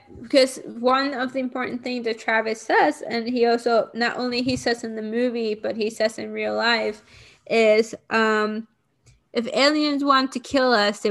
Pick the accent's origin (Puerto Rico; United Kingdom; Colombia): Puerto Rico; I grew up in Puerto Rico